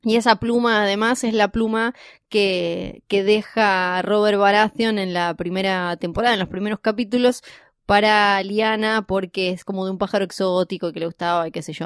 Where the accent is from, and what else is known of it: Argentina